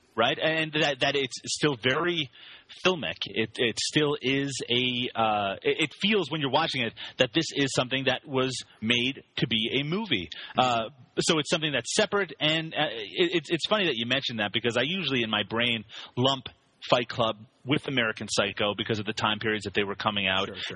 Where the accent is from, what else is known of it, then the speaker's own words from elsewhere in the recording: Canada; I am Canadian